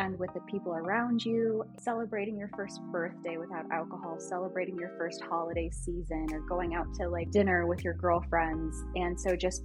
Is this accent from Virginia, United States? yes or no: yes; Washington, D.C. area in Virginia, United States; now in Kansas City, United States; I grew up in the Washington, D.C. area in Virginia